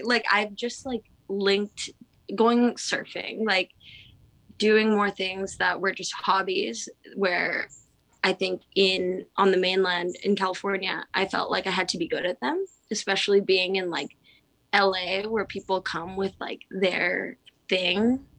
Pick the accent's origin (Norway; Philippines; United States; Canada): Philippines; I think that might have to do with like being Filipino, island energy, and like my dad moved back to the Philippines and we FaceTime and we have the same background.